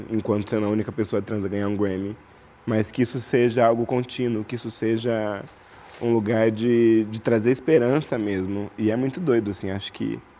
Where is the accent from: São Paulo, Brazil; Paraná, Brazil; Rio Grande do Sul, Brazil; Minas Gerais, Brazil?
São Paulo, Brazil; Araraquara; moved away; desde quando eu saí de Araraquara, desde quando eu nasci